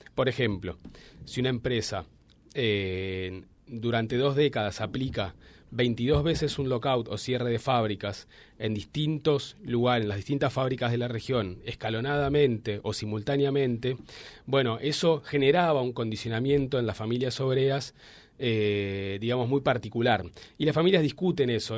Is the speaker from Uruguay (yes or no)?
no; Argentina; Yo soy de Buenos Aires eh, soy egresado licenciado y doctor de la Universidad de Buenos Aires